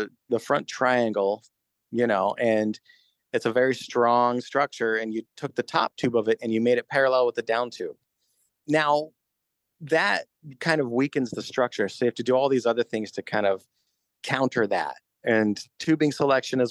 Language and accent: English; Denver, Colorado, United States; moved away as an adult; also born or lived in Olean, New York; now in Brooklyn, United States; my family moved to Denver when I was a kid